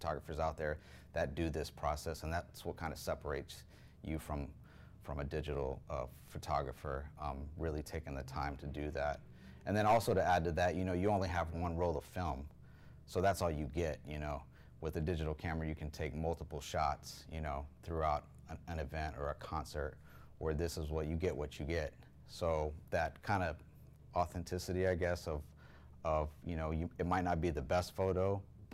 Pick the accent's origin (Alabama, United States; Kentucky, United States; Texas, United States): Texas, United States; Houston; moved away; I'm from Houston